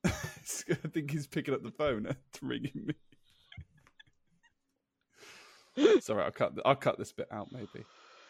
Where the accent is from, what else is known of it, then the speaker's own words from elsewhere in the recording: Swindon, South West England, United Kingdom; I grew up in Swindon